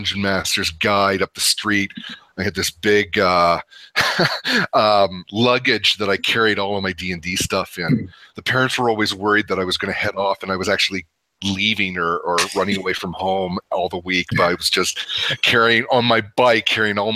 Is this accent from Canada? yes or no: yes; Canada; moved away; also born or lived in San Francisco / Dallas; I am Canadian